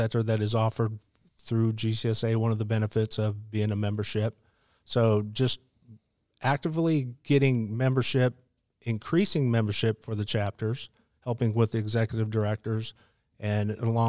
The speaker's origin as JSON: {"language": "English", "region": "Midwest", "country": "United States", "tie": "born or raised there", "said": "And then when I grew up out in the Midwest, I always lived in the basement because it was cooler in the summer and warmer in the winter."}